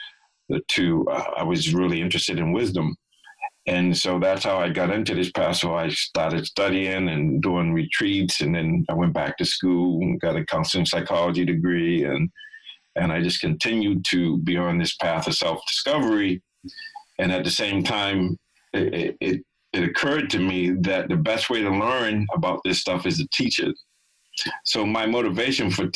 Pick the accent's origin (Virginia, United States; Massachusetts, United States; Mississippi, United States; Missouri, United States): Massachusetts, United States; Boston; I grew up in Boston and lived in Boston when I got clean